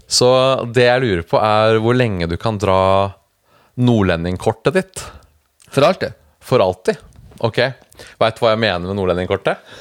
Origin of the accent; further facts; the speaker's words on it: Lier, Buskerud, Norway; now in Oslo, Norway; jeg har jo blitt vanna ut, for jeg har bodd